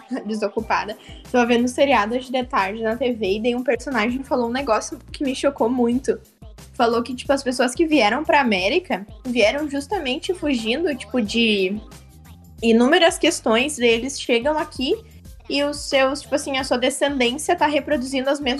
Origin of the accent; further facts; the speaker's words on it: Curitiba, Paraná, Brazil; Eu sou de Curitiba, que é uma cidade muito reservadinha.